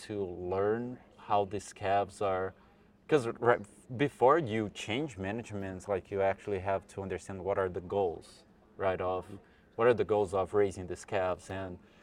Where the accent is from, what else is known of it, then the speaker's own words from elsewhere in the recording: Brazil; moved away as an adult; also born or lived in New York, United States; now in Texas, United States; I'm originally from Brazil and I got my degree in veterinary medicine in the Federal University of Goiás